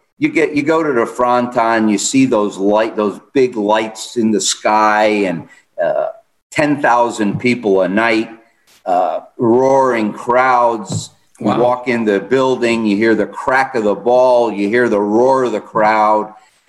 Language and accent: English; United States; Being an American in a sport dominated by Spanish Basque, French Basque, Mexicans